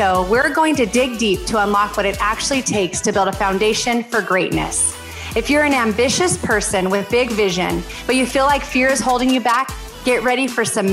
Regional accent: California, United States; I'm from California.

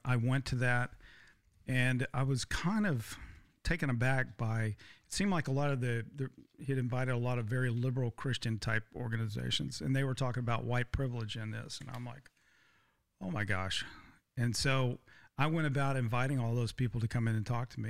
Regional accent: Texas, United States; I grew up in Texas, I'm fifth generation Texas

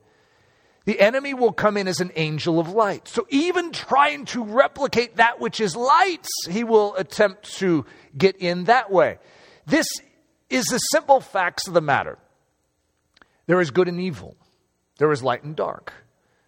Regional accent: United States; I am an American, and I love being an American

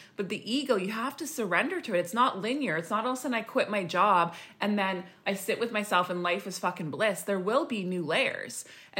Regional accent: Saskatchewan, Canada; now in British Columbia, Canada; And I remember when we came from Saskatchewan to BC and I was like RIP wiped, like sleeping 24/7

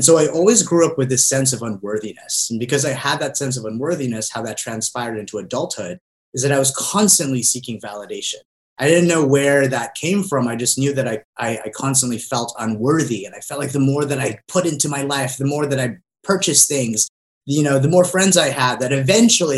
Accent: Southern California, United States; also born or lived in Philippines; I moved here to Southern California from the Philippines when I was 6

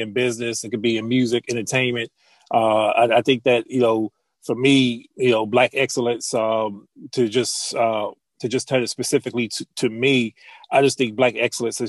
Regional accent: Chester, Pennsylvania, United States; I grew up in the Wilmington Projects in Chester, Pennsylvania

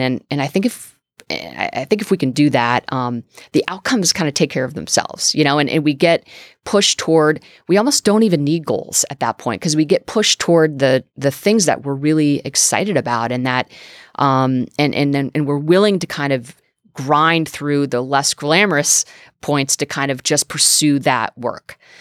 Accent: New England, United States; I'm from New England

